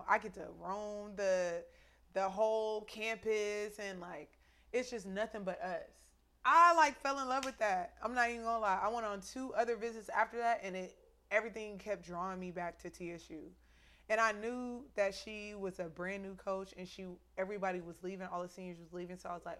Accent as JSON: {"language": "English", "region": "Texas", "country": "United States", "said": "And I'm from Texas, you know what I'm saying? So, like, Texas pride is..."}